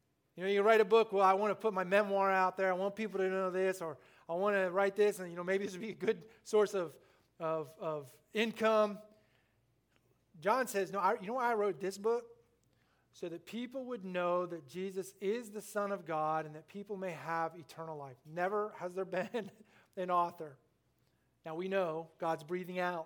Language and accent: English; Littleton, Illinois, United States; moved away; I was born in Littleton, Illinois, population 200 till we left, 196